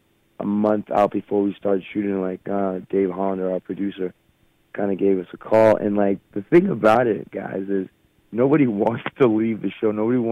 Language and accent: English; Brockton, Massachusetts, United States; I grew up in Brockton.